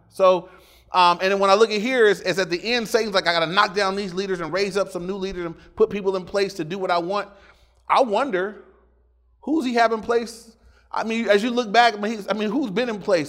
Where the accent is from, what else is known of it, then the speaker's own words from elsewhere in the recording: Inglewood, California, United States; When I went to my dad's house for the weekend, that was in Inglewood too, but it was in the red part of Inglewood